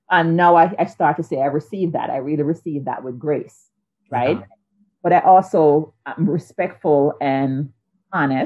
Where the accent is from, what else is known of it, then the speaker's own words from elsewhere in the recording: Jamaica; moved away; I grew up in Jamaica